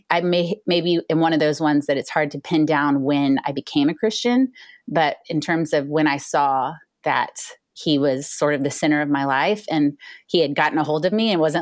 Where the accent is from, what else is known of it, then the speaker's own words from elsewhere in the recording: Houston, Texas, United States; moved away as an adult; also born or lived in China / Boston / Tyler, Texas / Bay Area, California; now in Dallas, United States; I grew up in Houston, Texas